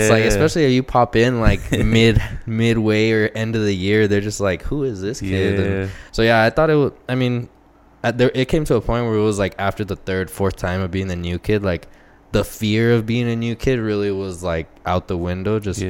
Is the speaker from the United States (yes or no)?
yes; El Paso, Texas, United States; Yeah, pretty much born and raised in El Paso.